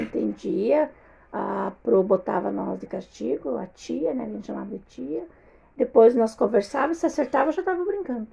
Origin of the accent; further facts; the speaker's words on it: Passo Fundo, Rio Grande do Sul, Brazil; nasci em Passo Fundo